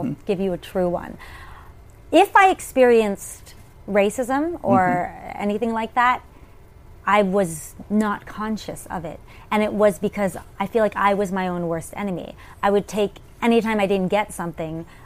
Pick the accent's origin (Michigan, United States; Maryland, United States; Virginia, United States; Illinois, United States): Virginia, United States; Richmond; moved away as an adult; also born or lived in New York; I grew up in Richmond, Virginia, as a theater kid